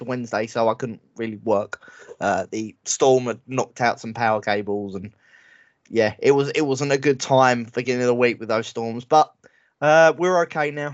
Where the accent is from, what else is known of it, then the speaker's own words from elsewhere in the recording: England, United Kingdom; I'm English, all right? I'm British.